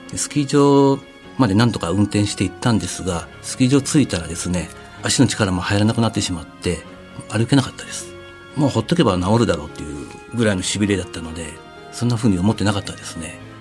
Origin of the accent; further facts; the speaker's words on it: Gifu, Japan; also born or lived in Aichi Prefecture; 地元の岐阜県のスポーツ科学センター